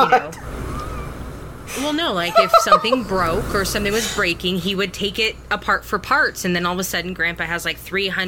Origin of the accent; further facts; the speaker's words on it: United States; as modern American women